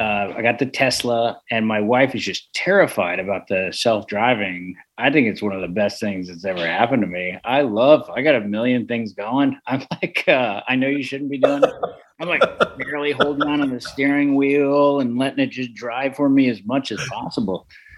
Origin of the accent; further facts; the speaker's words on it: San Francisco, California, United States; And I grew up in San Francisco. I never learned how to drive a stick because we just didn't have them.